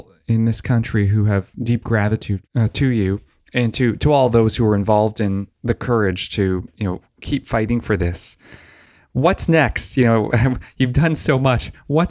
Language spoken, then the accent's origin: English; Canada; I appreciate as a Canadian all you've done to bring about real change. I mean, I think we're lucky to have you in this country.